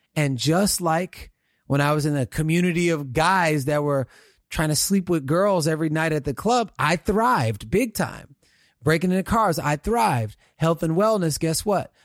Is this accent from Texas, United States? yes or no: yes; Houston, Texas, United States; now in California, United States; growing up in Houston, Texas